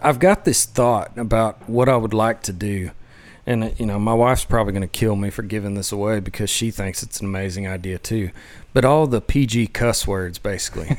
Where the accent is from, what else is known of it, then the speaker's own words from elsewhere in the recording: West Texas, United States; growing up in West Texas